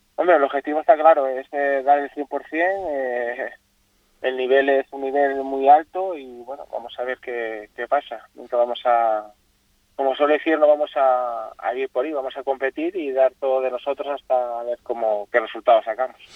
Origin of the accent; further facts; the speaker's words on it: Asturias, Spain; now in Fuerteventura, Spain; Voy a correr a, mi tierra, Asturias